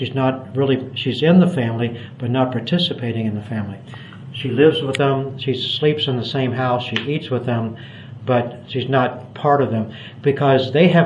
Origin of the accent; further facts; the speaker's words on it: United States; moved away as an adult; now in Cambodia; from my accent that I was born in the United States.